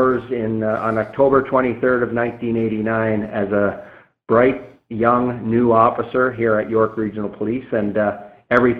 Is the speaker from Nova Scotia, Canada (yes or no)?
yes; Nova Scotia, Canada; moved away as an adult; I grew up in Nova Scotia